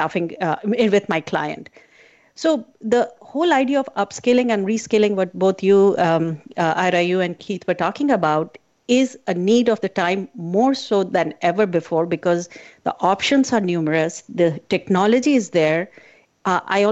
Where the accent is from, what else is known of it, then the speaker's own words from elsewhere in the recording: India; I was born in a very, I call it as a conservative family growing up in India